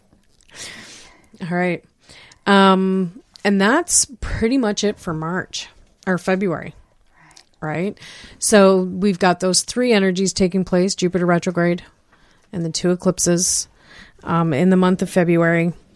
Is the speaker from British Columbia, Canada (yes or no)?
no; King, Ontario, Canada; born or raised there